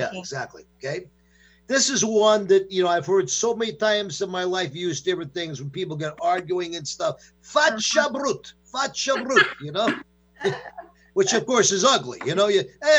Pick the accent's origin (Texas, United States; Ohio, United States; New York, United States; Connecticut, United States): New York, United States; moved away; These are things like that I grew up with back in New York and stuff.